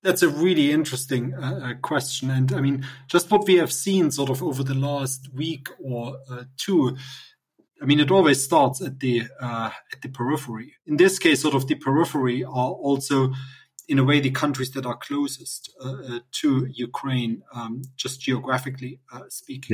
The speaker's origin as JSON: {"language": "English", "region": "East Germany", "country": "Germany", "tie": "born or raised there", "moved": "yes", "said": "I grew up in in East Germany"}